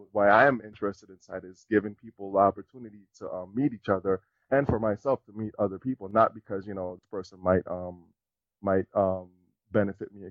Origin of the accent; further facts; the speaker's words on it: Dominica; moved away; I'm from Dominica. So coming from a smaller island, it was kind of like everybody already knew me, and I already knew everybody.